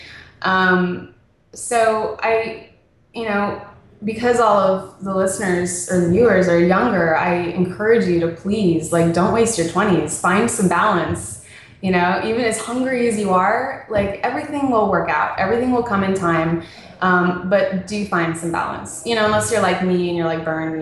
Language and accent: English; Las Vegas, Nevada, United States; also born or lived in Phoenix, Arizona / Hollywood Hills, Los Angeles; now in Santa Monica, United States; I was born in Phoenix, and then all of the, like, really important formative years, my parents decided to raise me in Las Vegas